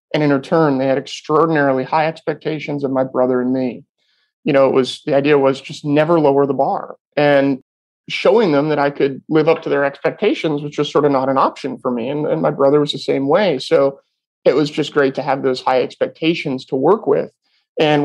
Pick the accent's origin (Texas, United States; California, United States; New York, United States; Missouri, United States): California, United States; Sonoma County, Northern; So I'm born and raised in Northern California in the wine industry, or in wine country, I should say. I was not born into the wine industry, in Sonoma County